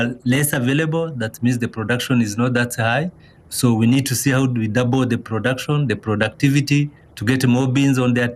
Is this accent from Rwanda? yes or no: yes; Rwanda; I'm from Rwanda originally